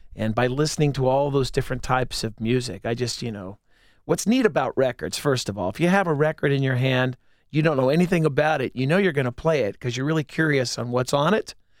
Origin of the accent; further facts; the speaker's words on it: Whitehall, Ohio, United States; also born or lived in Clintonville, Columbus; I grew up in Whitehall